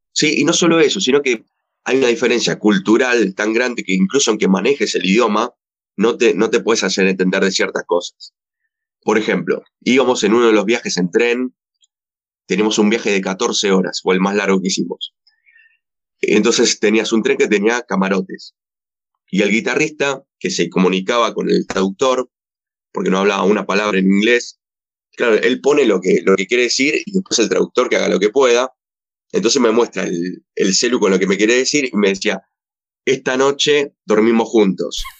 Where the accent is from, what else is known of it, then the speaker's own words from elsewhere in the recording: Argentina; lo que somos acá en Argentina